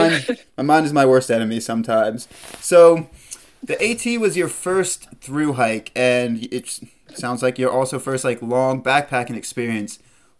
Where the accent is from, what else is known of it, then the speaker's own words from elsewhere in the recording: South Carolina, United States; I'm a South Carolina boy as well